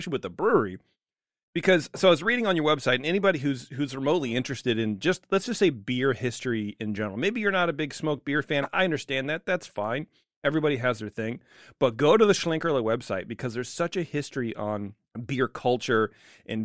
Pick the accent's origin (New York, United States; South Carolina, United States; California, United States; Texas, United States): California, United States; we're from California